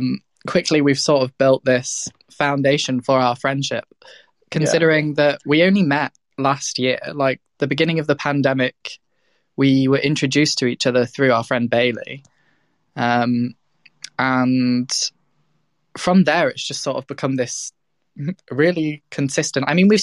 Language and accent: English; Midlands, United Kingdom; also born or lived in South of England / North of England; I was born in the South, like raised in the Midlands, and then lived in the North because I went to uni.